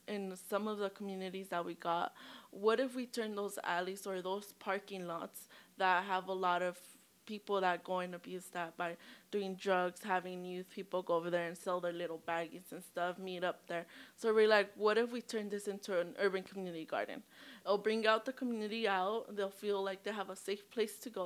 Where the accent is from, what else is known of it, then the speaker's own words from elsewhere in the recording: Watsonville, California, United States; I'm from Watsonville, California, but my family's from Guatemala, Veracruz